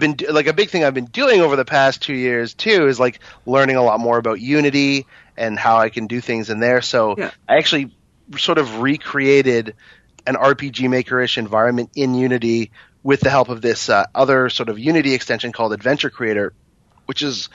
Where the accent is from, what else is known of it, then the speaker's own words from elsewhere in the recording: Toronto, Ontario, Canada; I was born and raised here